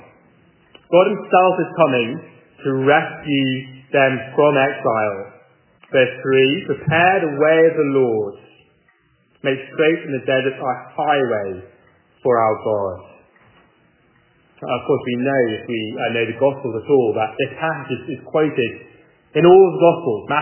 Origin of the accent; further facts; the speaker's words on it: England, United Kingdom; moved away as an adult; now in Charlotte, United States; I'm not from America at all. I'm from England.